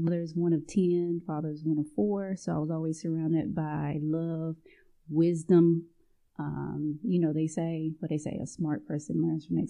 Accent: LaGrange, North Carolina, United States; moved away; I'm from LaGrange, North Carolina, which most people aren't familiar with it. It's a town with one stoplight

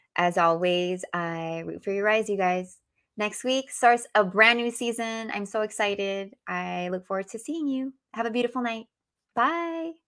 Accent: Philippines; I speak we 'cause I'm Filipino

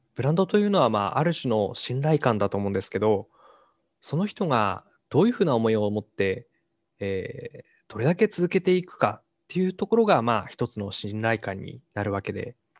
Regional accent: Hachinohe, Aomori, Japan; 地元の八戸に戻って

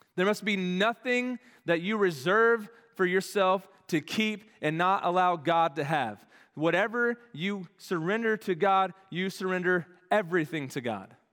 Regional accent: Dallas, Texas, United States; moved away as an adult; now in Arkansas, United States; They all live in the Dallas-Fort Worth area where I grew up.

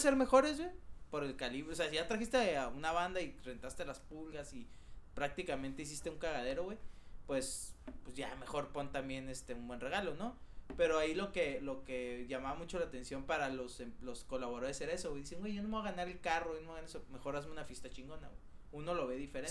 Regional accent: Mexico; soy el único mexicano que trabaja en la empresa en la que trabajo

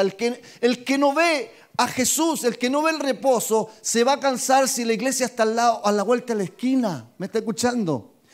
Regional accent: Talca, Maule, Chile; yo soy de Talca, mi ciudad es esta, mi nacimiento, mi cuna, mis padres, mis abuelos, todos de Talca

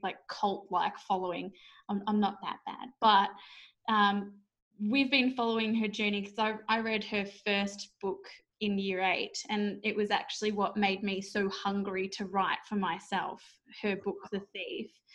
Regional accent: Australia; as an Aussie author

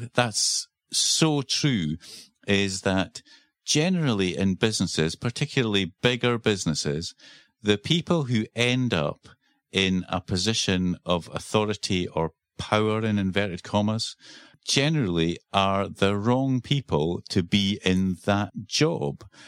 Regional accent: Scotland, United Kingdom; accent: Scottish; also born or lived in Edinburgh, Scotland; that's my Scottish accent coming out

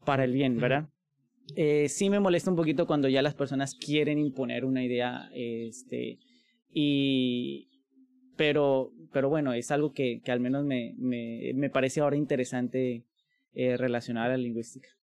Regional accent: Mexico; como mexicanos

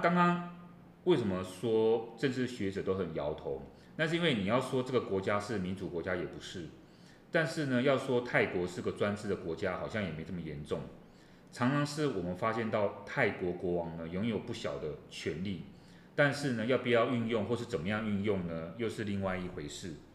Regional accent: Taiwan; 我们自己台湾

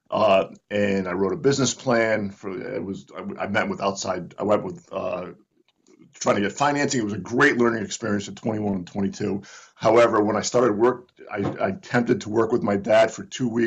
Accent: Northeast, United States; And I'm from the Northeast. I've never heard y'all before.

